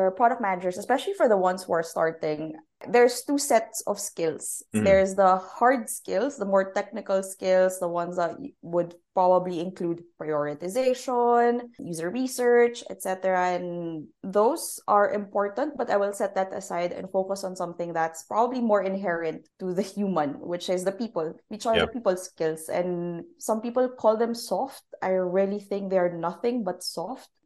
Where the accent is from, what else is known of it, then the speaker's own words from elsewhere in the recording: Philippines; moved away; I'm originally from Philippines